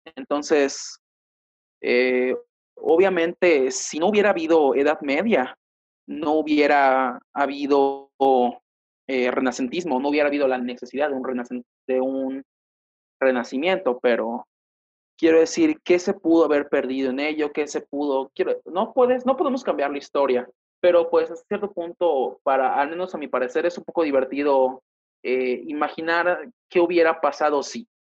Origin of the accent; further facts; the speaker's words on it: Yucatán, Mexico; yo que soy de Yucatán, pues tengo más apego a la cultura maya